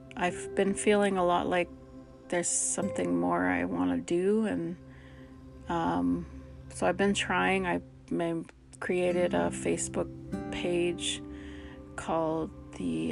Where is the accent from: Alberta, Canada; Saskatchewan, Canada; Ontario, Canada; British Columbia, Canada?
British Columbia, Canada; Dog Creek Canoe Creek Reserve; I come from the Dog Creek Canoe Creek Reserve